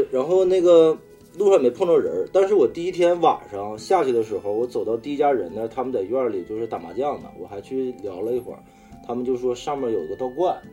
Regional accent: Northeast China, China; 咱们就是作为东北出生的小孩儿

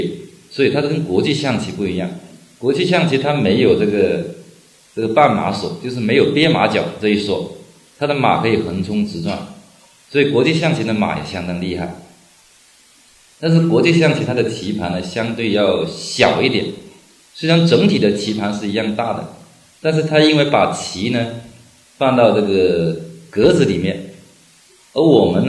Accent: China; 但是我们中国人非常聪明

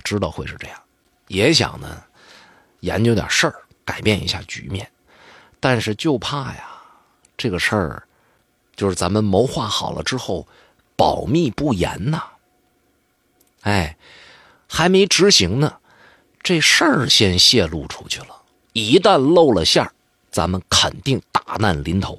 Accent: Northeast China, China; accent: Northeastern Mandarin; 我们东北话叫点一点或者叫敲打敲打

